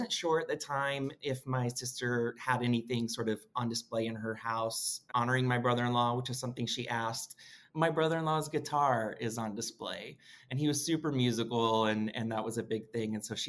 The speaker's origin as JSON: {"language": "English", "town": "Washington", "region": "District of Columbia", "country": "United States", "said": "I'm from Washington, D.C."}